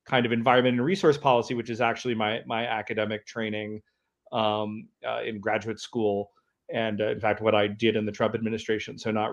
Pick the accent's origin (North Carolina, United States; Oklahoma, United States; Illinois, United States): North Carolina, United States; also born or lived in California; now in Montana, United States; I grew up in North Carolina